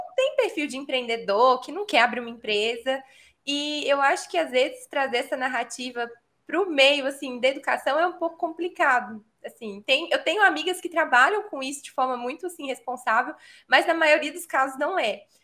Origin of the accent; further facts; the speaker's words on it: São Paulo, Brazil; moved away as an adult; now in Belo Horizonte, Brazil; Eu nasci em São Paulo, mas eu moro em Minas há, sei lá, mais de uma década